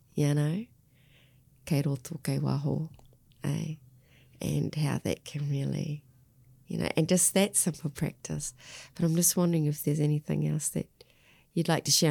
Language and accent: English; Australia; now in New Zealand; I grew up in Australia